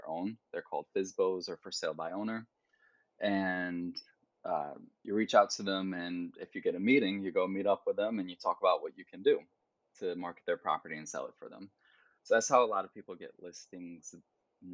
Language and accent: English; Geneva, New York, United States; moved away as an adult; also born or lived in Brooklyn, New York; now in New York City, United States; So that's where I was raised, in upstate New York. And yeah, I went to college in the same hometown, in my hometown.